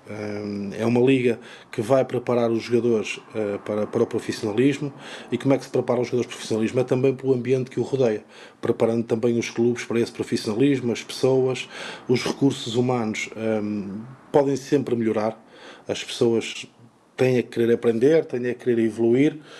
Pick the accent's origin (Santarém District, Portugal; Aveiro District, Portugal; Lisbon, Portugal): Aveiro District, Portugal; São João da Madeira; eu comecei na Sejanense, portanto, eu nasci em São João da Madeira